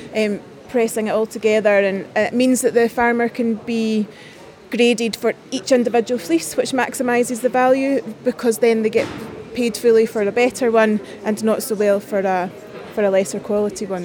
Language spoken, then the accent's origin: English; Scotland, United Kingdom; I've competed for a long time as a Scottish representative